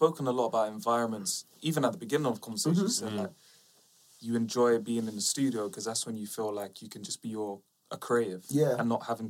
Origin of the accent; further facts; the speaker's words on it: London, United Kingdom; we're all here from South London and we grew up in certain environments